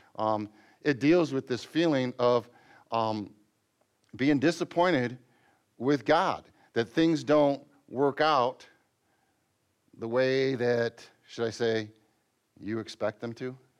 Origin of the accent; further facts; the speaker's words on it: Michigan, United States; since we're from Michigan